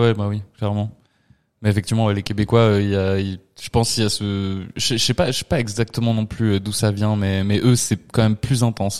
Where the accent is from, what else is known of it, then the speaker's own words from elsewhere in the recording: Spanish Basque Country, Spain; je viens du Pays basque espagnol